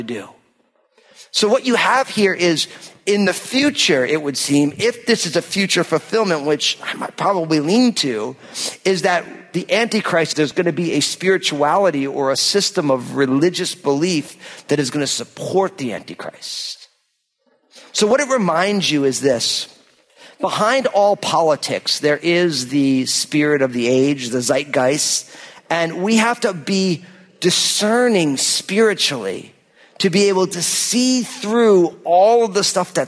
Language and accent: English; United States; I am proud to be an American